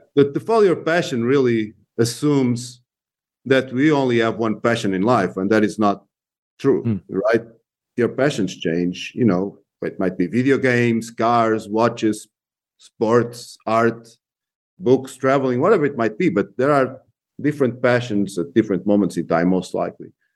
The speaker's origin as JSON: {"language": "English", "country": "Portugal", "tie": "born or raised there", "also_born_or_lived": "Spain / England / Germany / Brazil", "moved": "as an adult", "lives_now": "United States", "said": "I was born in Portugal"}